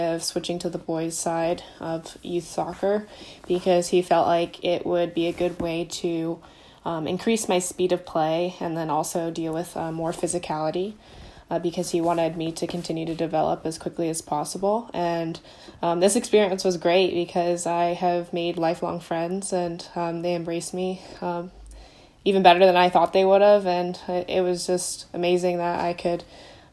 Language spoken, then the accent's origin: English; Durham, North Carolina, United States; I'm from Durham, North Carolina.